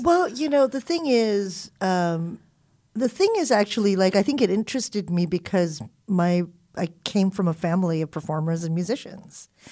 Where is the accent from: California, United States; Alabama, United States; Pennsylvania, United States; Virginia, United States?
California, United States; Southern; also born or lived in Philippines / Hawaii; we were kids who were growing up in Southern California.